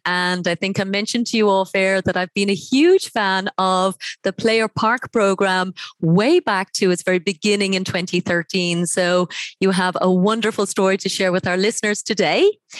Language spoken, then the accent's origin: English; Ireland; moved away; going back to my home country of Ireland